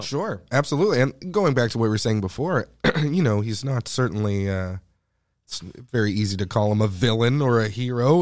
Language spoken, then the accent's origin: English; Canada; I'm Canadian